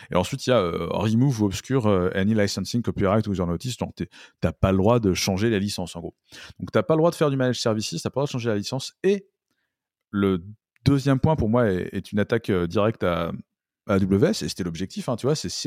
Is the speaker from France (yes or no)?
yes; France; c'est un anglicisme qu'on a tendance à faire assez facilement en tant que français